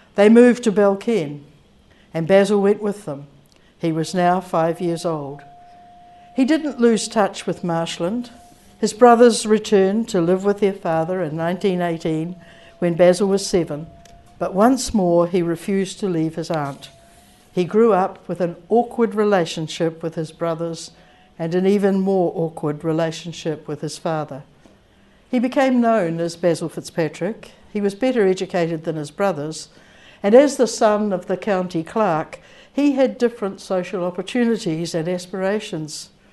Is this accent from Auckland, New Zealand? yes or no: no; Rangiora, Canterbury, New Zealand; growing up in New Zealand with an Irish name